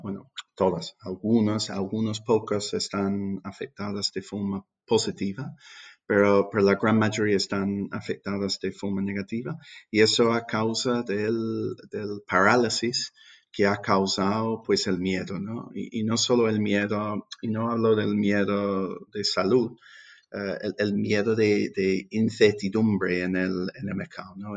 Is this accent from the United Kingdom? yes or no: yes; England, United Kingdom; Spanish is a second language; moved away as an adult; also born or lived in London; now in Seville, Spain; yo soy inglés